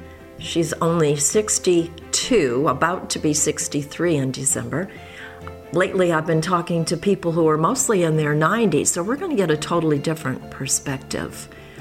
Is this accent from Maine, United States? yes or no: yes; Maine, United States; I'm traveling around my home state of Maine